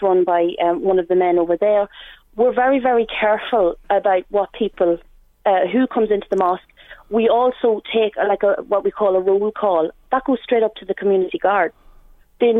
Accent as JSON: {"language": "English", "town": "Dundalk", "region": "Leinster", "country": "Ireland", "tie": "born or raised there", "said": "I'm from Dundalk and I've lived here majority of my life"}